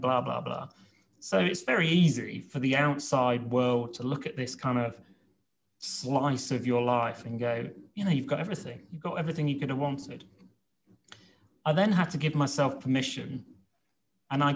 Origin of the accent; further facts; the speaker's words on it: Reading, South East England, United Kingdom; I was brought up in Reading